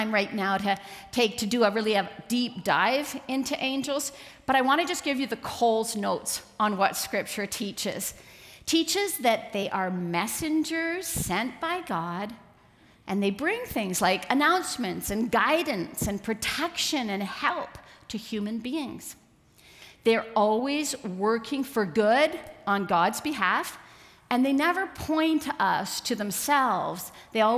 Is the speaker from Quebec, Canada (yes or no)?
no; Vancouver Island, British Columbia, Canada; I grew up on Vancouver Island